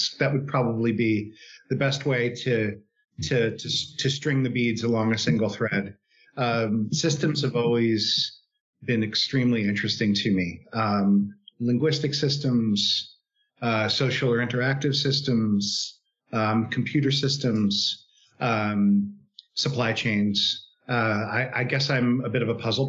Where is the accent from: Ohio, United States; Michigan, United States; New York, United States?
New York, United States; New York City; moved away as an adult; now in San Francisco Bay Area, United States; I'm originally from New York, actually New York City. Grew up there, went to undergraduate there